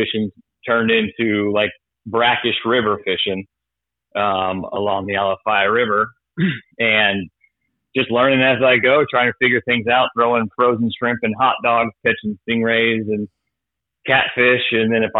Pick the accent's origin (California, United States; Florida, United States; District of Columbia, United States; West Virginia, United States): Florida, United States; Tampa; also born or lived in Fort Myers, Florida; I was raised in the Tampa area. I moved here when I was about four or so.